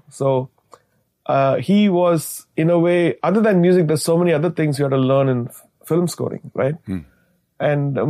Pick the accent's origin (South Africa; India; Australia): India; as an Indian composer